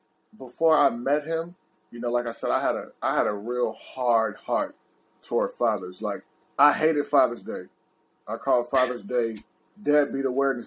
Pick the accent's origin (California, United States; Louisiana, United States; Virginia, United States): Louisiana, United States; born there; He's like 15 minutes away from where I was born in Louisiana.